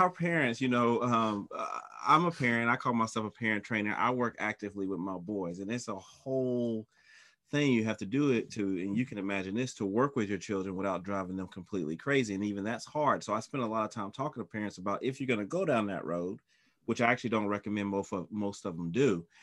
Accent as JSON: {"language": "English", "region": "North Carolina", "country": "United States", "tie": "born or raised there", "said": "I'm from North Carolina, so I saw him in high school"}